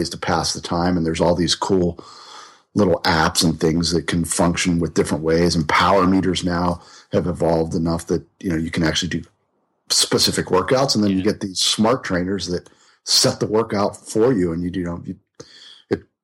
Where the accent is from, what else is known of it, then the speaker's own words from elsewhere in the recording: Pittsburgh, Pennsylvania, United States; now in North Carolina, United States; I grew up in Pittsburgh. I grew up in Pittsburgh